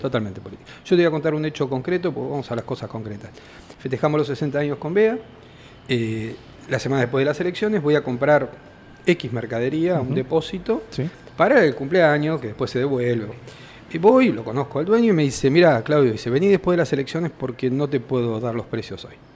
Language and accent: Spanish; Argentina; como argentino